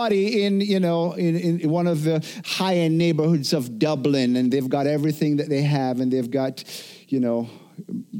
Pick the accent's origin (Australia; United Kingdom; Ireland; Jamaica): Jamaica; now in United States; I grew up in Jamaica where it wasn't uncommon for, you know, on an evening, all of a sudden, all the power just goes